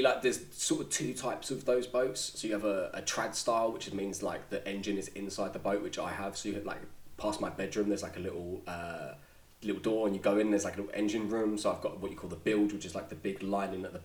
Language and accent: English; London, United Kingdom; so I've lived in London. I'm from London. I've been here 30 years now